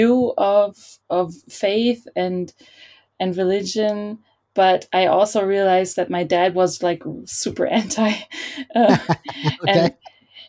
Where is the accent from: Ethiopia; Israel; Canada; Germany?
Germany; Berlin; I was born and raised in Berlin